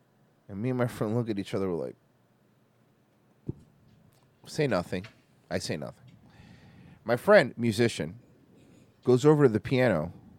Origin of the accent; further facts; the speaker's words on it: Canada; The best thing about being Canadian is not having about to worry about some wars.